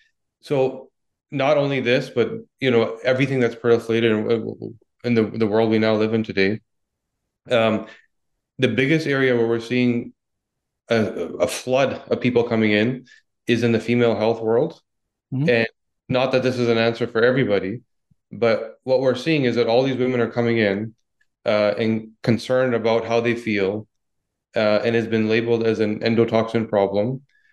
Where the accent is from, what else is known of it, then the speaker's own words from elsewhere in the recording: Vancouver, British Columbia, Canada; accent: Vancouver accent; now in Toronto, Canada; Well, yeah, I grew up in Vancouver, moved to Toronto.